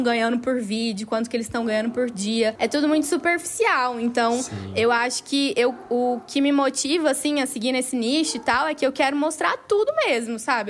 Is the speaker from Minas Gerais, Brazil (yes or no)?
yes; interior of Minas Gerais, Brazil; moved away; eu vim de uma cidade lá do interior de Minas Gerais